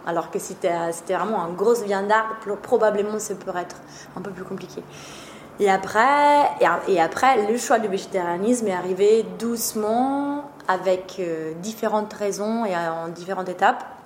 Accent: Trentino-Alto Adige, Italy; French is a second language; moved away; je suis italienne d'origine. Ma famille est toujours en Italie.

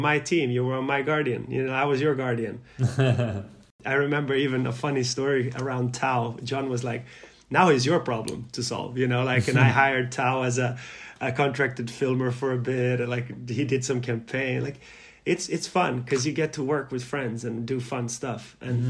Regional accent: Malmö, Skåne, Sweden; also born or lived in Yugoslavia; Malmö and my hometown

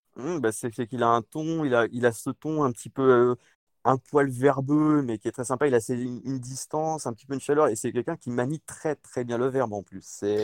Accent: France; also born or lived in Le Mans; pour nous en France

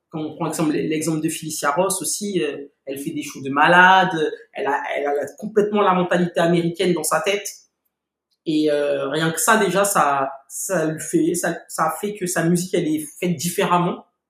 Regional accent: Paris, Île-de-France, France; j'ai j'ai grandi à Paris

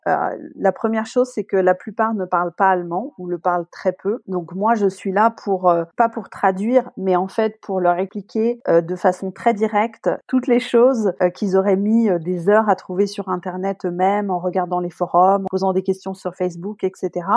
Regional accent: La Rochelle, Nouvelle-Aquitaine, France; moved away as an adult; also born or lived in England; now in Berlin, Germany; je suis originaire de La Rochelle, j'habite à Berlin depuis 14 ans maintenant

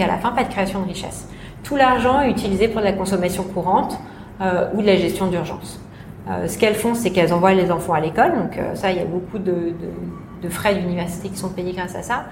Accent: France; now in Hong Kong; la petite française

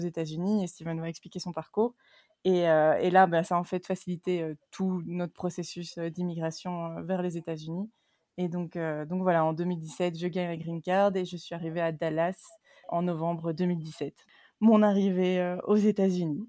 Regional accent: Namur, Wallonia, Belgium; moved away as an adult; now in Denver, United States; je suis originaire de Namur, donc dans le sud de la Belgique

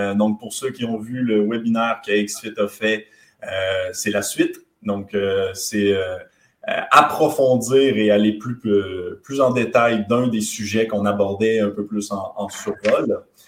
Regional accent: Quebec, Canada; accent: very light; mon, accent est très léger, mais, on est québécois

